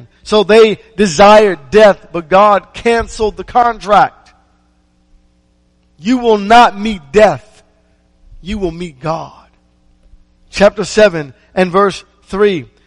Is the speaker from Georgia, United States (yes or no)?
no; Maryland, United States; I remember growing up in Maryland